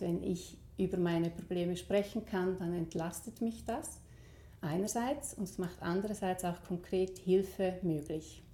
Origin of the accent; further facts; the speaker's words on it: Switzerland; bei uns in der Schweiz